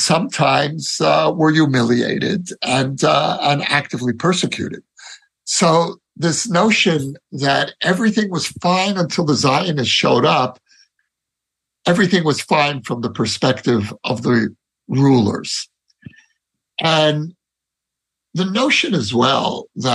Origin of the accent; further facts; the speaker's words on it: New York City, New York, United States; now in Israel; growing up in Brooklyn